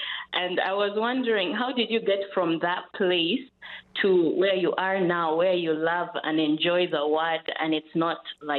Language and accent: English; Kampala, Central Region, Uganda; Oh, from Kampala.